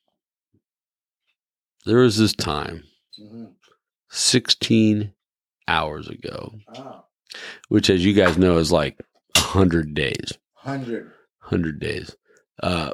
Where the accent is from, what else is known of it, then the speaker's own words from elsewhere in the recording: Colombia; also born or lived in Wichita, Kansas, United States; now in United States; I was born in Wichita, Kansas. And raised in Colombia. I was raised in Colombia.